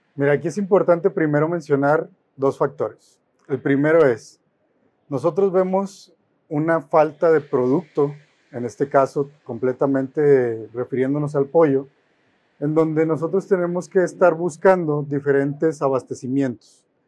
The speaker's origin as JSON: {"language": "Spanish", "country": "Mexico", "said": "Como mexicanos"}